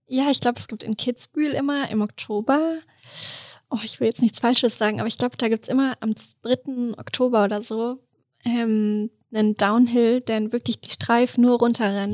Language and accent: German; Duderstadt, Lower Saxony, Germany; also born or lived in Hannover; now in Innsbruck, Austria; Ich komme ursprünglich aus Duderstadt